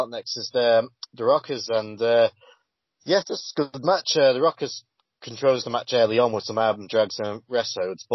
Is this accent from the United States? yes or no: no; United Kingdom; I am British